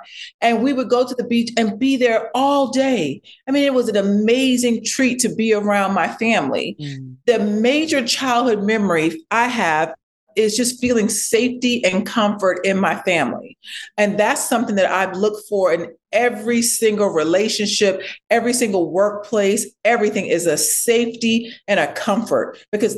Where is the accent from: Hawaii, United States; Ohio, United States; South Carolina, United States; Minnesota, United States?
South Carolina, United States; Ladson; I was born in Ladson, South Carolina. It is a very, very rural place, like farmland